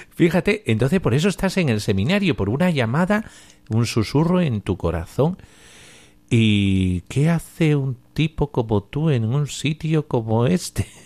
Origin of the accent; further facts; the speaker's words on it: Nicaragua; Eh, de Nicaragua.